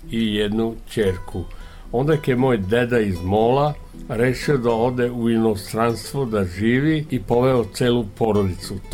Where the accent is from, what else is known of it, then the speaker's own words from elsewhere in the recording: Ada, Vojvodina, Serbia; also born or lived in Novi Sad; Ja sam rođen u Adi